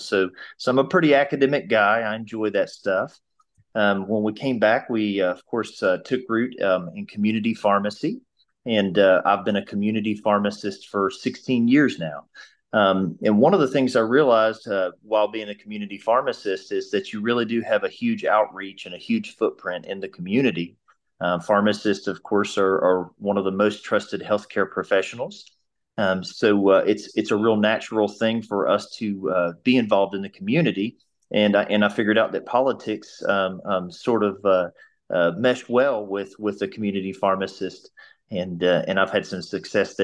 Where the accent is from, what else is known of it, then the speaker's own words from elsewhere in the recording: Abingdon, Virginia, United States; I'm born and raised in Abingdon, so I'm from Washington County.